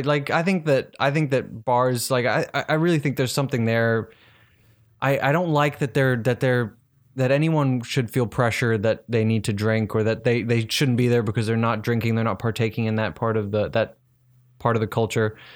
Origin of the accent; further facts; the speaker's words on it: South Africa; I'm from South Africa